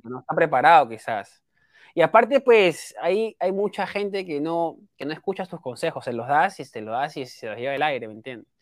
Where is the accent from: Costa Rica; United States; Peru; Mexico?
Peru; yo soy peruano